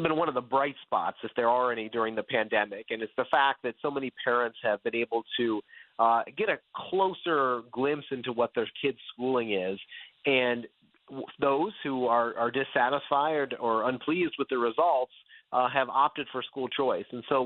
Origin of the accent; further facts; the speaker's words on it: Virginia, United States; we see it right here in my home state right now of Virginia